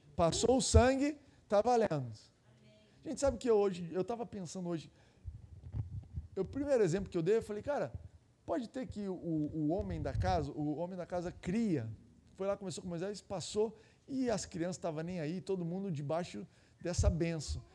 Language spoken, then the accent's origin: Portuguese; Goiás, Brazil; eu sou de Goiás lá